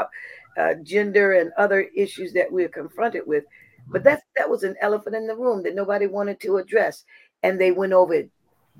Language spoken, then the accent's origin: English; Columbia, South Carolina, United States; Well, I'm a daughter of the soil of Columbia, South Carolina.